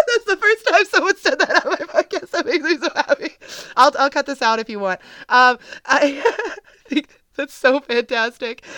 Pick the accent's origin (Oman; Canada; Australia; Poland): Canada; I'm Canadian